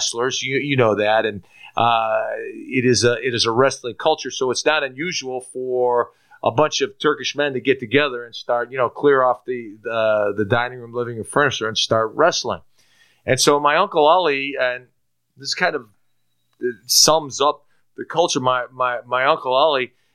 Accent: Chicago, Illinois, United States; also born or lived in Istanbul, Turkey; I was born in Istanbul, Turkey. I come to this country to play American football. You know, I grew up in Chicago.

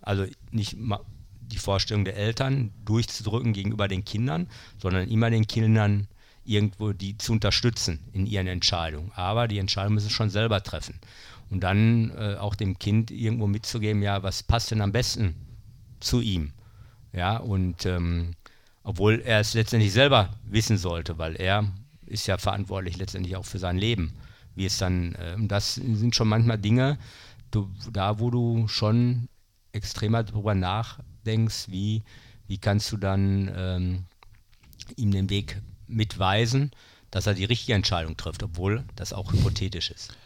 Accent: Bochum, North Rhine-Westphalia, Germany; moved away as an adult; also born or lived in Münster / Krefeld / Berlin; in dem Stadtteil, wo ich aufgewachsen bin, Oberdahlhausen

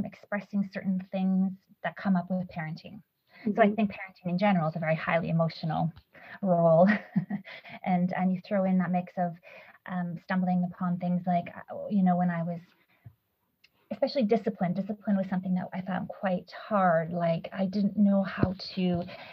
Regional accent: Canada; moved away as an adult; also born or lived in Poland / Sweden; now in London, United Kingdom; I grew up in Canada, English is my dominant language as well

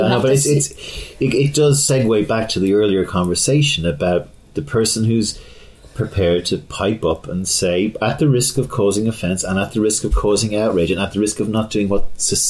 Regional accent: Ireland; I was growing up in Ireland at this time

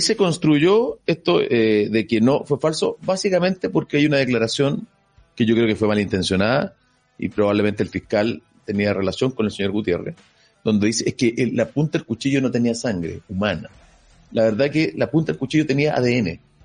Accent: Chile; soy chileno, eh, quiero mi país

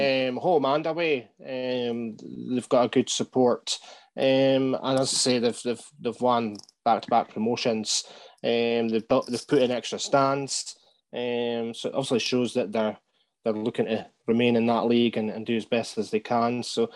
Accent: Aberdeen, Scotland, United Kingdom; I'm from Cove myself, so that's my local team.

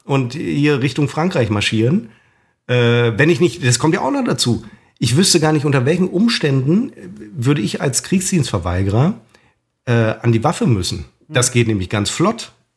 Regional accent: Germany; Wir als Deutsche

